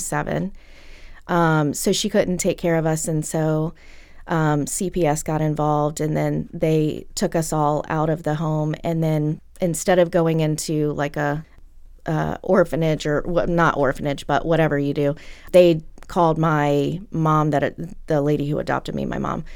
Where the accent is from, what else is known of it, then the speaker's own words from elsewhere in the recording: Lynchburg, Virginia, United States; I grew up in Lynchburg